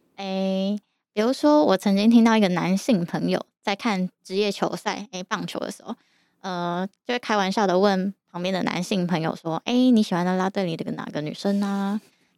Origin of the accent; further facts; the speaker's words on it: Yilan, Yilan County, Taiwan; moved away as an adult; also born or lived in Taipei; 我从小在宜兰长大， 大学之后才开始在台北住